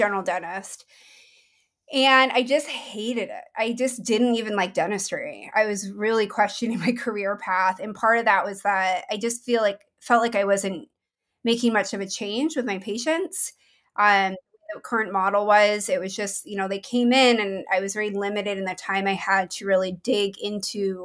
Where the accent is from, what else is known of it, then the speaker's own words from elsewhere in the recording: Maine, United States; moved away as an adult; also born or lived in Boston; now in Portland, United States; I grew up in Maine. Mm-hmm. That's actually where I'm from